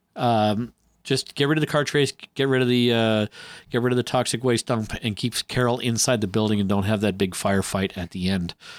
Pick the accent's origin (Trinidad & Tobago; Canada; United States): Canada; I'm Canadian